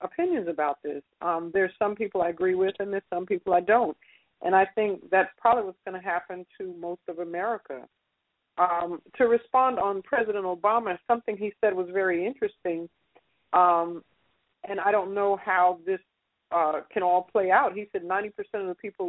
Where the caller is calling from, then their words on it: Atlanta, Georgia, United States; I'm calling from Atlanta